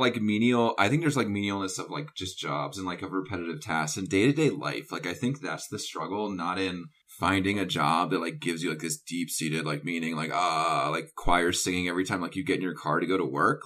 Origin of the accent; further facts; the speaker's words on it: North Carolina, United States; I grew up in the South, and then I also went to college in the South